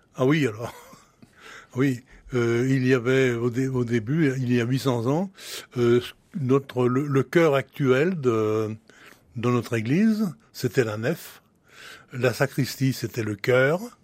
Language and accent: French; Francheville, Auvergne-Rhône-Alpes, France; je suis né à Francheville d'un père et d'une mère nés à Francheville